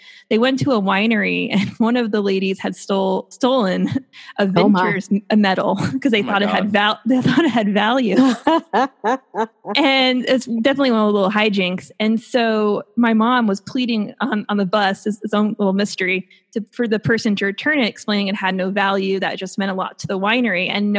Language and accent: English; Long Island, New York, United States; and I'm from Long Island